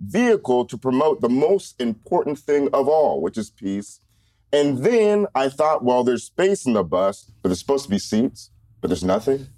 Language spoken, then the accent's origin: English; University Place, Washington, United States; also born or lived in Reno, Nevada / Bellingham, Washington / Tacoma, Washington; we moved to University Place, and that's where I grew up